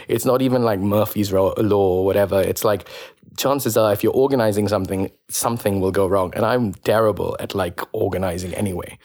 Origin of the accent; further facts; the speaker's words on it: India; moved away as an adult; now in London, United Kingdom; growing up in India